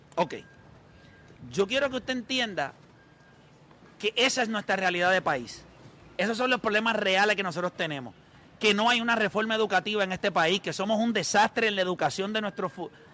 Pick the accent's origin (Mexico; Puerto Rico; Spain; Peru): Puerto Rico; nosotros como puertorriqueños